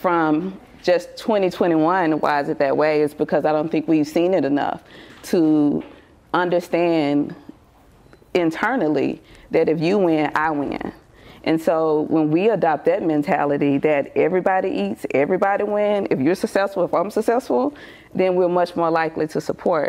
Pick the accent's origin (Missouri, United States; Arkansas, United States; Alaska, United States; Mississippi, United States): Mississippi, United States; now in Atlanta, United States; I'm originally from Mississippi